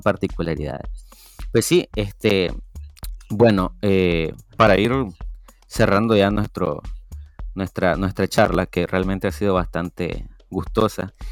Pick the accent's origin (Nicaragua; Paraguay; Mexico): Nicaragua; Matiguás, Matagalpa; soy de Matihuas Matagalpa